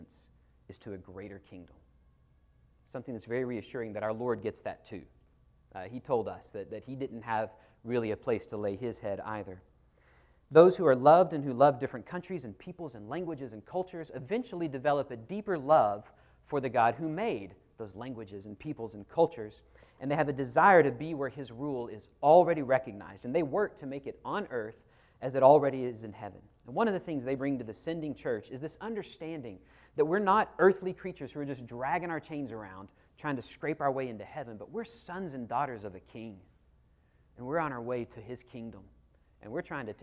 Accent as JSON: {"language": "English", "region": "North Texas", "country": "United States", "tie": "born or raised there", "also_born_or_lived": "Burkina Faso", "moved": "as an adult", "said": "I grew up in North Texas, outside of Shepherd Air Force Base"}